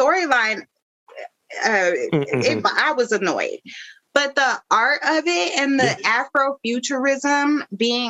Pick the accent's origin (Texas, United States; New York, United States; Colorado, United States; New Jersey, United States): Colorado, United States; Denver; now in Washington, DC, United States; growing up in Denver